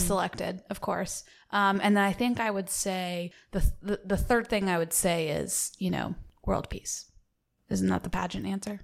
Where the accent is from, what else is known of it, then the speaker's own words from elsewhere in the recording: the South, United States; accent: Southern; being from the South, I like to do my Southern accent a lot.